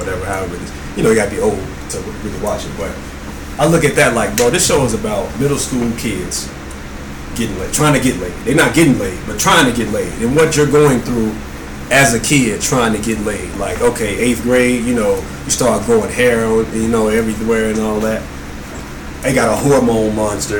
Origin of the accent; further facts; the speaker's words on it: the South, United States; I'm from the South